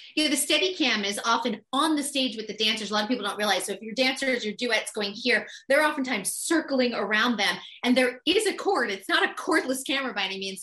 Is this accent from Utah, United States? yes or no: no; Boston, Massachusetts, United States; also born or lived in New York City; now in Los Angeles, United States; I grew up on the East Coast. I'm from Boston originally, had lived in New York City